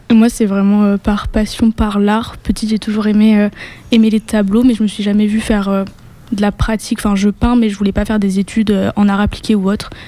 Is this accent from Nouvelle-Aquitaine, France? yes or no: yes; Bordeaux, Nouvelle-Aquitaine, France; Bordeaux, parce que je suis une bordelaise.